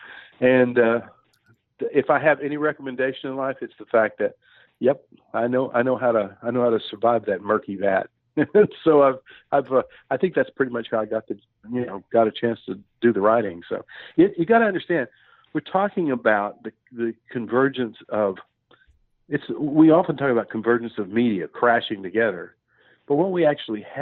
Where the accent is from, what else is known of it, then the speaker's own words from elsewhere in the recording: Texas, United States; moved away as an adult; also born or lived in Fort Worth, Texas / Austin, Texas; now in Missouri, United States; I grew up in Texas, between Fort Worth and Austin. I lived in both towns, but I moved to Missouri, which is where I currently reside